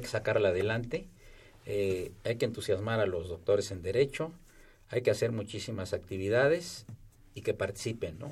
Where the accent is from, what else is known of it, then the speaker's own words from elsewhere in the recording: Veracruz, Mexico; yo soy veracruzano